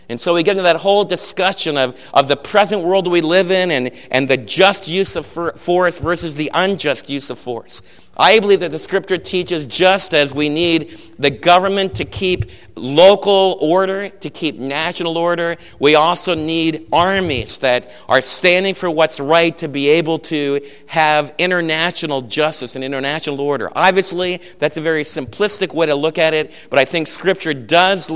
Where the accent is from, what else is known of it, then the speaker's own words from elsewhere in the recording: United States; I'm an American